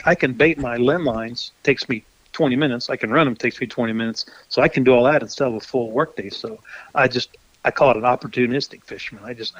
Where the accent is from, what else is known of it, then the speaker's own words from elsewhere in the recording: Missouri, United States; My family has a home on the Osage River, which is here in my hometown. And I live on the Moro River, and my folks lived on the Moro River. We've always had people that had lake homes at Lake Ozark